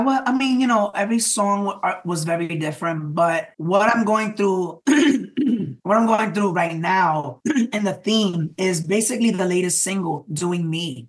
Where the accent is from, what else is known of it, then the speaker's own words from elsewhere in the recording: New York City, New York, United States; a Latino artist growing up in the Bronx